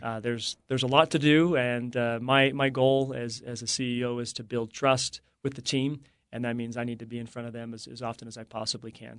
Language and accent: English; Morgan, Utah, United States; growing up in Morgan, it's a farming community